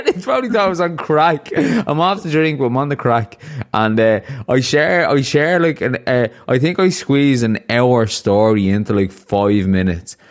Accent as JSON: {"language": "English", "country": "Ireland", "tie": "born or raised there", "said": "I grew up in Ireland"}